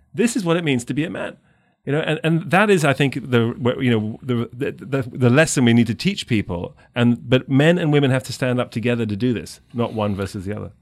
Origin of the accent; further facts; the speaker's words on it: London, United Kingdom; moved away as an adult; now in United States; I'm, I'm from England, from London